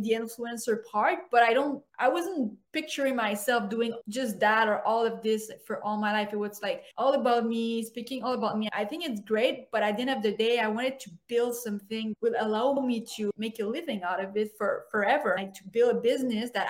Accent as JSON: {"language": "English", "town": "Montreal", "region": "Quebec", "country": "Canada", "said": "I am a girl from Montreal, even though I love Vancouver. I'm from Montreal"}